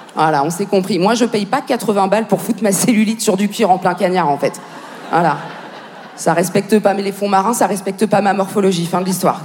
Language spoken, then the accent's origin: French; Paris, Île-de-France, France; non seulement je suis française, mais en plus je suis parisienne.